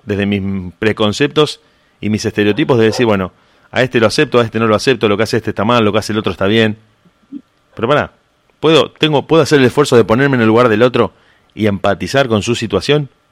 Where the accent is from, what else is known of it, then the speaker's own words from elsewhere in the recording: Argentina; tenemos eso los argentinos